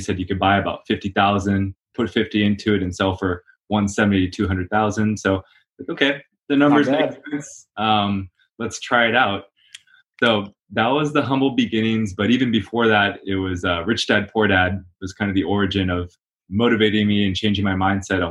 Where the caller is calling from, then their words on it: Los Angeles, California, United States; Here in sunny California, Los Angeles.